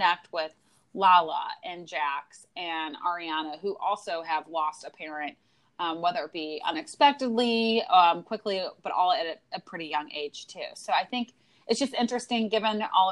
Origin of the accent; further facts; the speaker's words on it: St. Louis, Missouri, United States; In St. Louis, we always ask, where did you go to high school?